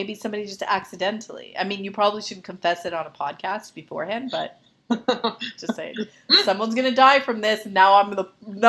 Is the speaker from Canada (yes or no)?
yes; Canada; I'm Canadian